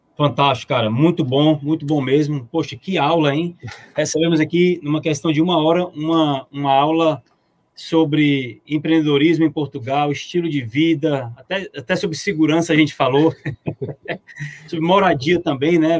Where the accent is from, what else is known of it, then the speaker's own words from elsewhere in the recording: Fortaleza, Ceará, Brazil; Eu que sou de Fortaleza, estou a sete horas apenas de Lisboa